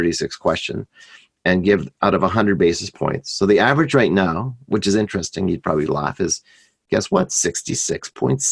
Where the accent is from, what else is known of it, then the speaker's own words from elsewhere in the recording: Canada; I'm Canadian